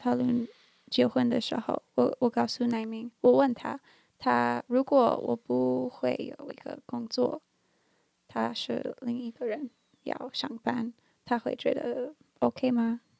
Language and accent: Chinese; Canada; born there; 嗯，我我没有特别的一的原因，就在加拿大，就是我在那里出生，所以我我我不太爱加拿大